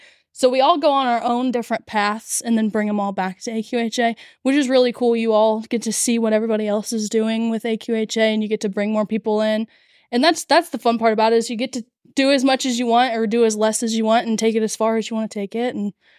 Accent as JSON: {"language": "English", "town": "Richwood", "region": "Ohio", "country": "United States", "said": "So I'm 17. I'm from Richwood, Ohio."}